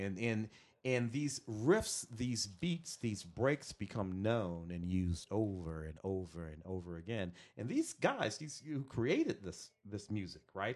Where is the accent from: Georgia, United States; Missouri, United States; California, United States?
Missouri, United States; St. Louis; moved away; I'm from the Midwest. I'm from Saint Louis